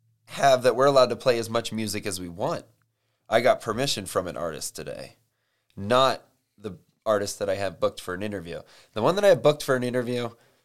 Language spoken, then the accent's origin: English; Ireland; I'm Irish. I know a good potato when I see one.